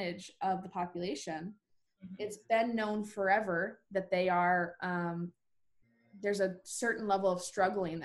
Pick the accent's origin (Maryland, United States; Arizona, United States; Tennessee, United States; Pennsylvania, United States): Arizona, United States; now in Nashville, United States; I'm from Arizona myself.